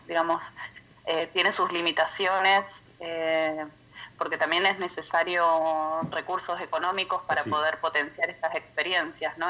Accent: Patagonia, Argentina; now in Paraná Delta, Argentina; soy patagónica, entonces también vengo de otras zonas geográficas

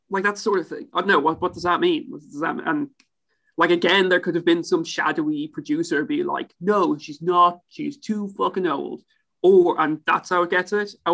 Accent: Ipswich, East of England, United Kingdom; I'm, I'm from Ipswich.

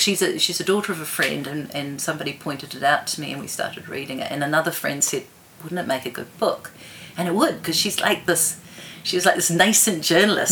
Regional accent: Wellington, New Zealand; also born or lived in Zambia / Bermuda; grew up in mostly in Wellington

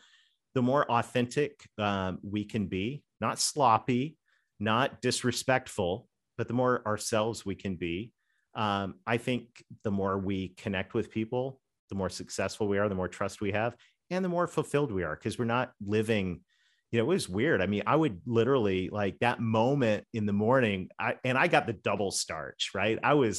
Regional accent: Canada; accent: Southern; I'm a Canadian kid with a Southern accent, right?

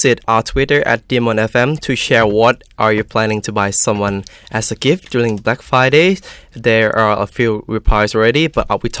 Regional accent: Thailand; English is a second language; moved away as an adult; now in United Kingdom; my home country, Thailand

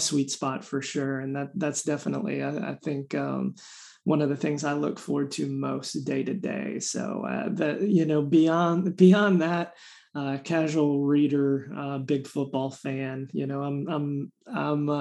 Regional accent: Raleigh, North Carolina, United States; I'm from Raleigh, North Carolina

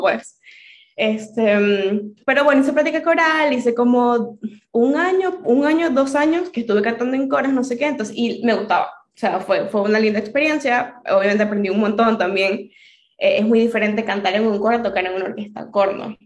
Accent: Venezuela; moved away as an adult; now in Argentina; la situación en, en Venezuela en el 2018 era fuerte. Y mm, yo me quería ir

